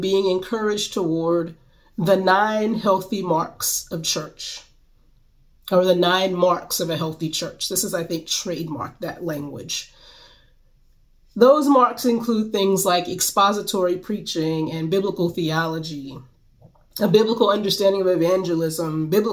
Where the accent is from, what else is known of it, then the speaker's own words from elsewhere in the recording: Greensboro, North Carolina, United States; my hometown of Greensboro, North Carolina